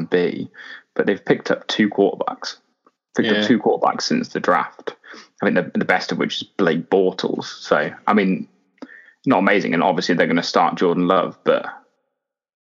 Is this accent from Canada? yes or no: no; Leicestershire, East Midlands, United Kingdom; we're all from Leicestershire